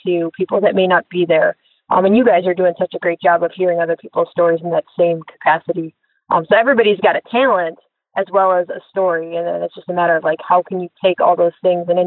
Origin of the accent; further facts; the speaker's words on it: Chicago, Illinois, United States; Chicago's home. It's where I was born and raised.